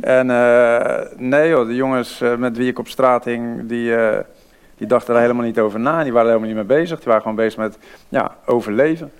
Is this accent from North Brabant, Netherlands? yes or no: no; Vlaardingen, South Holland, Netherlands; accent: Rotterdam; dan hoort ze wel iets Rotterdams. En dan zei ik ja, uh, Vlaardingen.